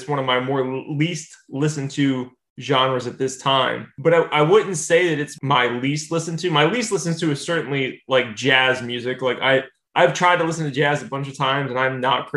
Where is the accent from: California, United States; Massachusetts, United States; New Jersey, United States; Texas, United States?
New Jersey, United States; I grew up in New Jersey.